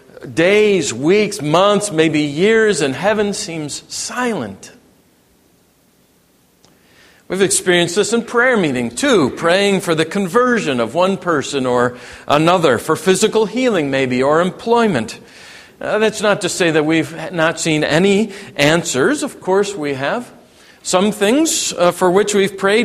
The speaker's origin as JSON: {"language": "English", "area": "Cook County", "region": "Illinois", "country": "United States", "tie": "born or raised there", "said": "I grew up in Cook County, Illinois"}